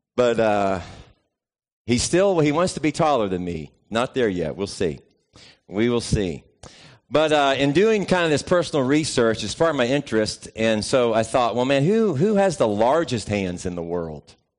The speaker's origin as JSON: {"language": "English", "region": "the South", "country": "United States", "tie": "born or raised there", "said": "growing up in the South"}